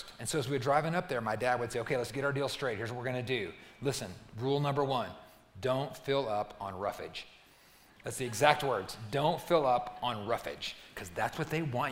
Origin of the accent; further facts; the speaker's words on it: Albuquerque, New Mexico, United States; when I was growing up in Albuquerque